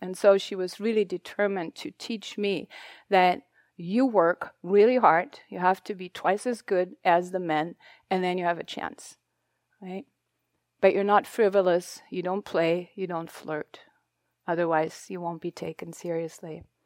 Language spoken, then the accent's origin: English; Germany; English is a second language; moved away; I'm not a native English speaker. I'm German. My history, that's where I come from, where I grew up.